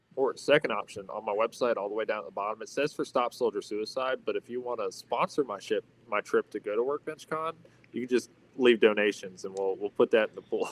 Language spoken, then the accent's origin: English; Atlanta, Georgia, United States; also born or lived in North Carolina / Upstate New York; now in Batavia, New York, United States; I'm originally from the Atlanta area